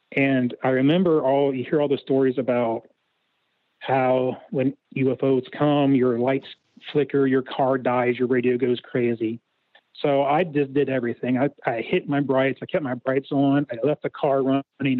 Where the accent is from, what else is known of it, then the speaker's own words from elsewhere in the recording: Ohio, United States; I'm from Ohio